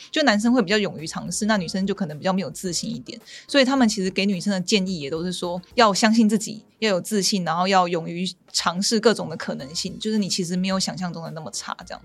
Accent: Taiwan; 我们台湾这边

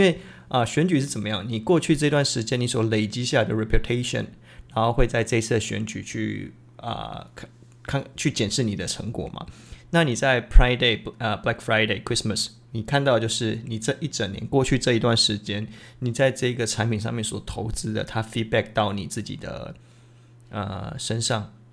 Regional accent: Tainan, Taiwan; moved away; 其实我是台南人

